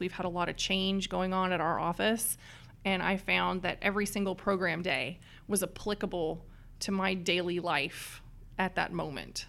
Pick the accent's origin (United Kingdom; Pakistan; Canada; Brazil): Canada; east coast of Canada, Atlantic Canada; now in Dallas, United States; I come from a little town on the east coast of Canada